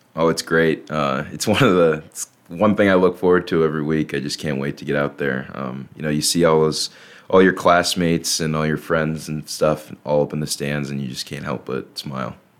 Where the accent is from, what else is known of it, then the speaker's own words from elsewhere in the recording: Stillwater, Minnesota, United States; moved away; from Stillwater, Minnesota, so just right on the edge of Minnesota and Wisconsin right there